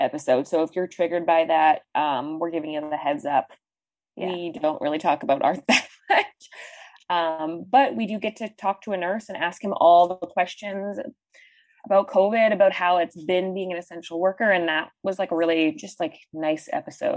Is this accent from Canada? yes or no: yes; Canada; as a Canadian